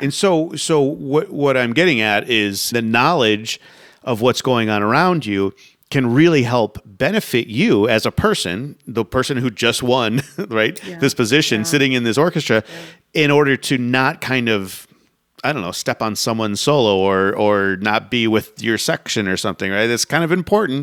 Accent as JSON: {"language": "English", "town": "Sarasota", "region": "Florida", "country": "United States", "tie": "born or raised there", "said": "I grew up in Sarasota"}